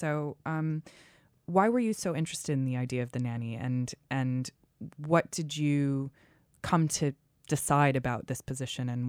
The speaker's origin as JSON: {"language": "English", "region": "Massachusetts", "country": "United States", "tie": "born or raised there", "said": "Well, I grew up in Massachusetts"}